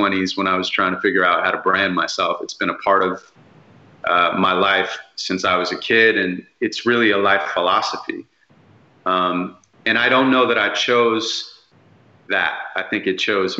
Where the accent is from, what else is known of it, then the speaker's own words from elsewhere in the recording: Santa Monica, California, United States; I grew up in Santa Monica